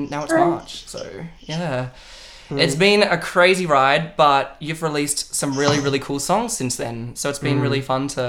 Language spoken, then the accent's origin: English; Australia; we're an Australian duo.